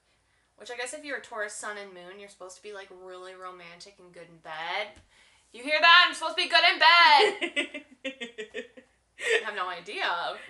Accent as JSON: {"language": "English", "region": "Michigan", "country": "United States", "said": "I'm also from Michigan."}